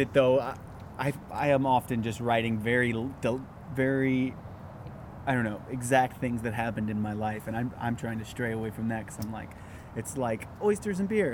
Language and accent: English; St. Louis, Missouri, United States; now in New York, United States; I'm from St. Louis